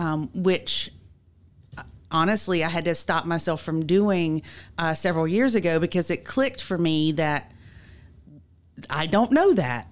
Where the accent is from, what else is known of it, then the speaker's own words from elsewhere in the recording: Mississippi, United States; I'm from Mississippi